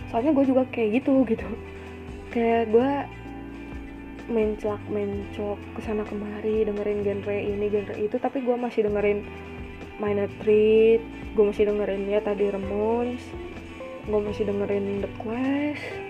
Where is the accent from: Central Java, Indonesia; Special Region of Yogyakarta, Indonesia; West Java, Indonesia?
West Java, Indonesia; Bandung; gue orang Bandung